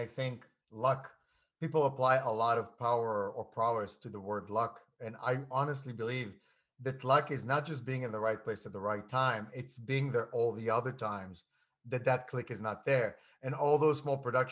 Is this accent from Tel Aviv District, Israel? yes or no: yes; Tel Aviv, Tel Aviv District, Israel; moved away; I grew up in Tel Aviv, and then we were in a suburb of Tel Aviv